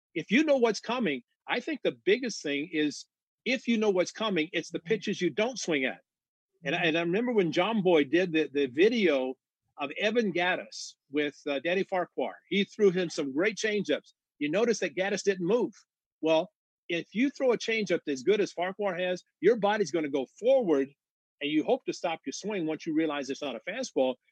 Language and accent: English; Southern Illinois, United States; I grew up in Southern Illinois